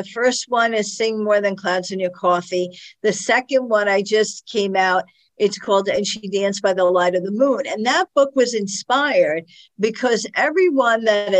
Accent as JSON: {"language": "English", "town": "Brooklyn", "region": "New York", "country": "United States", "said": "I came from Brooklyn and this lieutenant had come from upstate New York."}